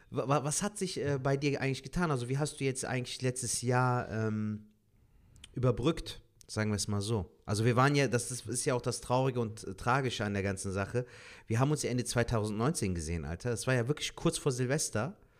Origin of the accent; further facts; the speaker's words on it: Cologne, North Rhine-Westphalia, Germany; bin jetzt gebürtiger Kölner